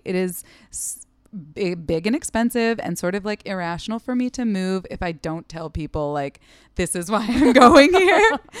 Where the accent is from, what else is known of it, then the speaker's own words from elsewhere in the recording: Seattle, Washington, United States; moved away as an adult; also born or lived in Los Angeles / Portland, Oregon; now in New York, United States; I'm originally from Seattle. Yes. Yes. I went to school in LA and then like transferred to another school in Washington State and then ended up in Portland for a couple of years.